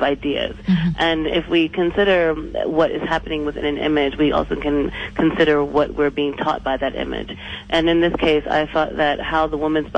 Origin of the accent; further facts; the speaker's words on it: United States; moved away as an adult; now in South Africa; I'm from the U.S.